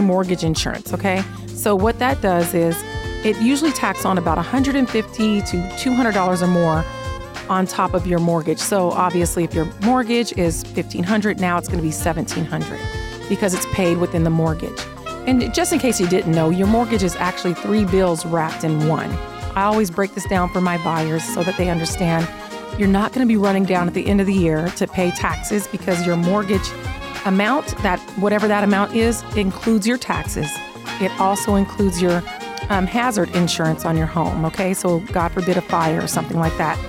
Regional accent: Seattle, Washington, United States; now in Las Vegas, United States; I live here in Vegas. This is my home, but I was born in Seattle

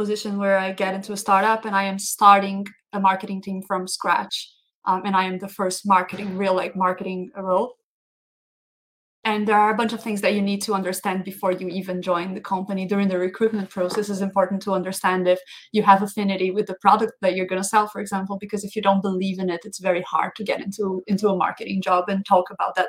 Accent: Brazil; moved away as an adult; now in Denmark; I am from Brazil, but I have been working across the globe for the past 10 years

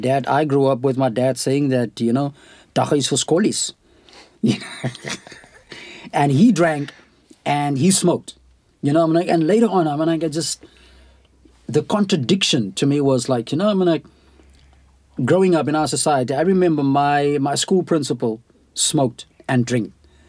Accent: Knysna, Western Cape, South Africa; In Knysna, because that time I was at school

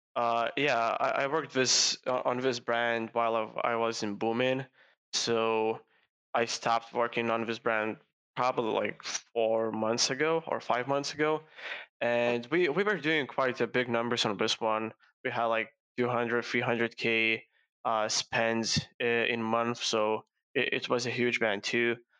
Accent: Lithuania; start an agency in my home country, Lithuania

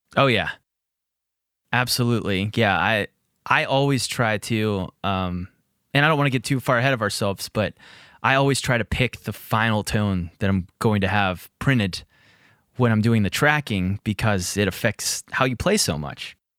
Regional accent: Pittsburgh, Pennsylvania, United States; Pittsburgh, where I'm from and located

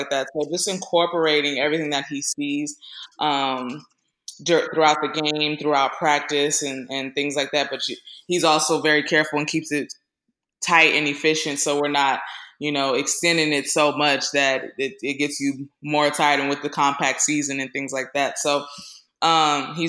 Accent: Northern California, United States; I grew up in Northern California

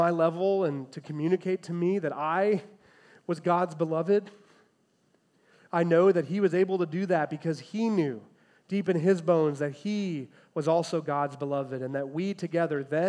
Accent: Chicago, Illinois, United States; I'm a first grader, growing up in the Chicagoland area

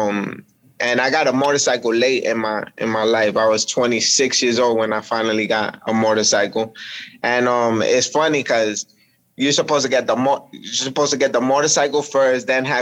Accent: New York City, New York, United States; I grew up in Washington Heights, so upper Manhattan

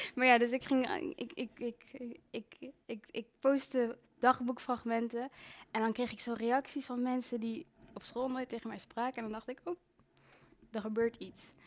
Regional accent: Breda, North Brabant, Netherlands; moved away; also born or lived in Rwanda (ancestry) / Brussels; ik heb uh, heel mijn leven in Breda en omstreken gewoond

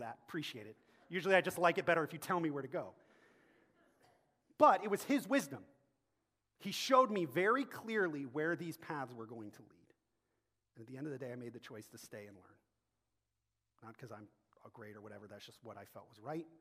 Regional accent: Akron, Ohio, United States; moved away as an adult; back in my hometown of Akron, Ohio

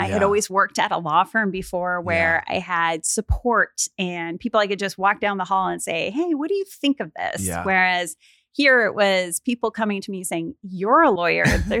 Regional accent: Mount Vernon, Washington, United States; I grew up in Mount Vernon, Washington. So an hour north of Seattle.

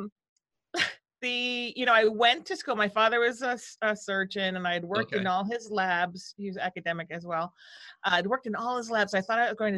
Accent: right outside of Boston, Massachusetts, United States; moved away as an adult; also born or lived in Providence, Rhode Island / Minnesota; now in California, United States; I was born on the East Coast. I grew up in right outside of Boston and then Providence, Rhode Island for high school

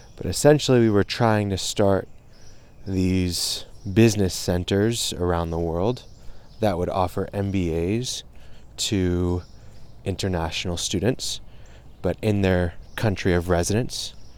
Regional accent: United States; first language English; I grew up in America. I, I am Moroccan, but I, English is my first language.

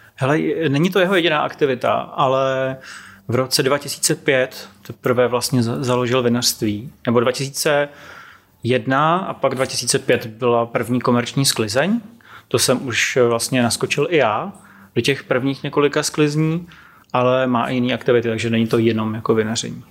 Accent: Prague, Czechia; born or raised there; also born or lived in Serbia

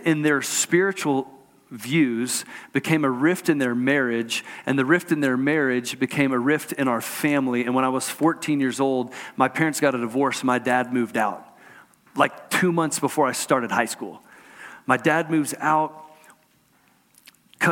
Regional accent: Houston, Texas, United States; I grew up in Houston, Texas.

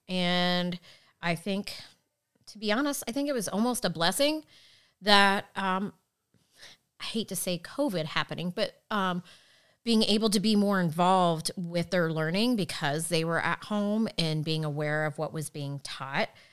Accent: Fishers, Indiana, United States; I grew up in Fishers

